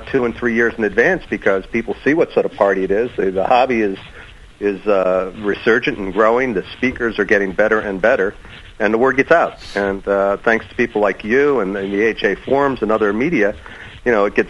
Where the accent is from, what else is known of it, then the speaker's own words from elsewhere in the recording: New York, United States; also born or lived in New England; I'm from New England, raised in New York, from New England.